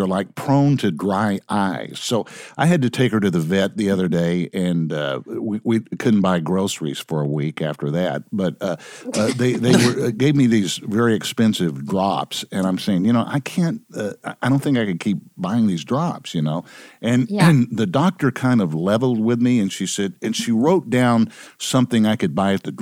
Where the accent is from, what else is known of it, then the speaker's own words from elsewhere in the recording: Dallas, Texas, United States; also born or lived in New York City; now in Los Angeles, United States; I grew up in the Dallas-Fort Worth area.